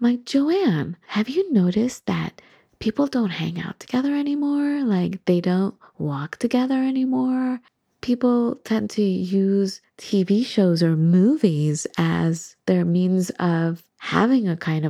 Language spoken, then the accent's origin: English; Santa Monica, California, United States; you know, we come from Santa Monica.